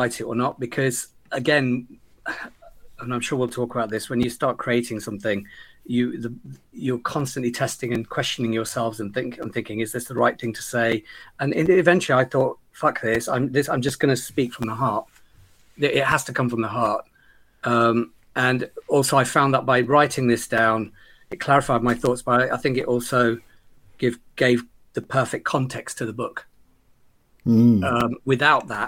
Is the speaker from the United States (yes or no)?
no; Leicester, East Midlands, United Kingdom; I'm a child of Gujarati immigrant parents who settled in Leicester in the late 60s. I spent my youth wandering the streets, becoming intimate with every corner of the city